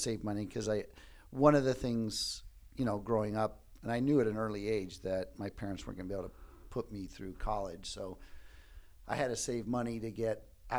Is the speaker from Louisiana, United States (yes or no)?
no; Cleveland, Ohio, United States; born or raised there